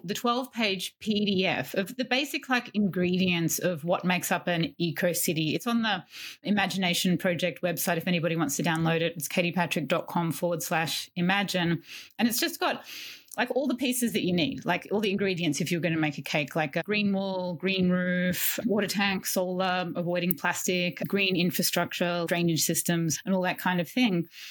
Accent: Melbourne, Victoria, Australia; in my hometown of Melbourne, Australia

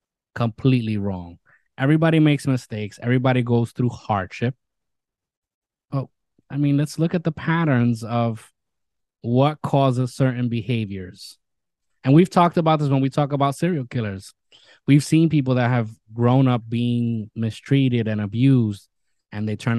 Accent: New York City, New York, United States; my hometown, New York City

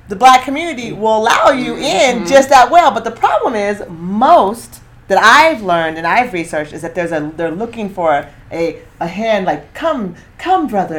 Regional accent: Eugene, Oregon, United States; I'm coming from Eugene.

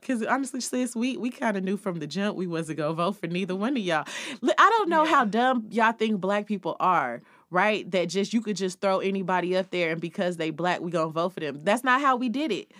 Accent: California, United States; California, my home state

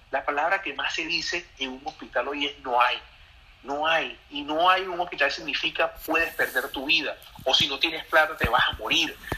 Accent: Venezuela; moved away as an adult; debemos reconciliarnos como venezolanos

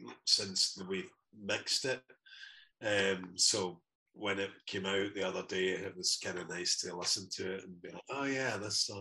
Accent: Glasgow, Scotland, United Kingdom; I was born I guess I was actually born just around the corner in York Hill Hospital, I think. But I've lived in Shettleston, kind of between Shettleston and Toll Cross is where I'm from.

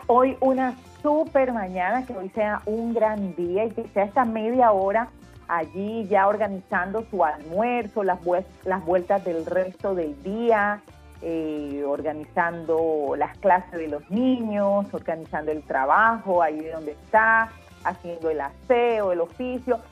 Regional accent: Colombian Caribbean coast, Colombia; nuestro estilo como costeños

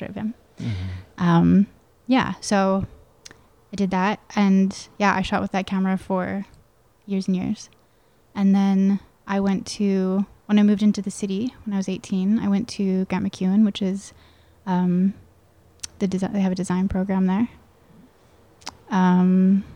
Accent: Calgary, Alberta, Canada; also born or lived in Edmonton area (south of Spruce Grove), Alberta; I was born in Calgary, and then my parents are both entrepreneurs, and they bought a small business in Edmonton. So we moved to Edmonton when I was about 11, out into the country.

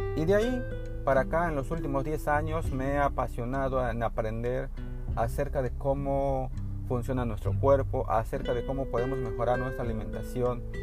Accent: northern Chiapas, Mexico; moved away as an adult; also born or lived in Tuxtla Gutiérrez, Mexico; now in Cancún, Mexico; Yo vengo de la zona norte de Chiapas, en una comunidad enclavada en, en la selva norte

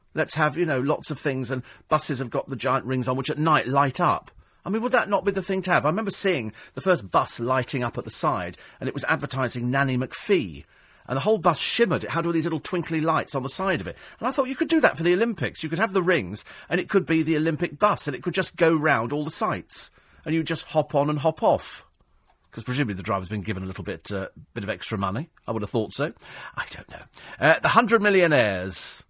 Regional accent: United Kingdom; I'm British through and through

